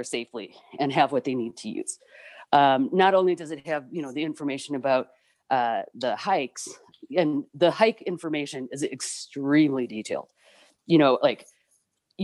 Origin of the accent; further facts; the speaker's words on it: Chicago suburbs, Illinois, United States; moved away as an adult; now in Arizona, United States; I grew up in the Chicago suburbs